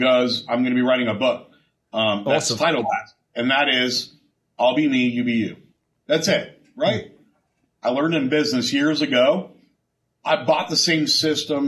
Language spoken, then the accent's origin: English; San Diego, California, United States; moved away as an adult; now in O'Fallon, United States; I'm from San Diego